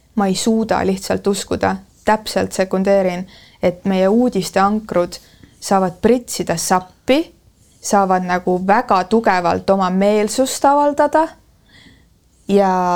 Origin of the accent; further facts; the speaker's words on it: Estonia; ma olen provintsist pärit